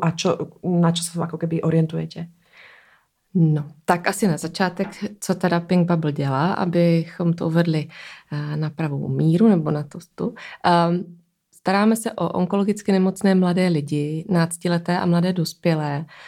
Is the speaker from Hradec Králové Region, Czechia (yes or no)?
no; Brno, South Moravian Region, Czechia; now in Prague, Czechia; já jsem z Brna